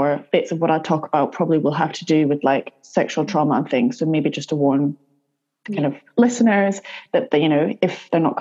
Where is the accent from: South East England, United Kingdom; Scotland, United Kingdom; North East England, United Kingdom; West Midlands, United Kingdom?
Scotland, United Kingdom; Edinburgh; also born or lived in Southwest London; now in London, United Kingdom; I'm currently based in Southwest London. So originally I'm from Edinburgh, hence the peculiar accent.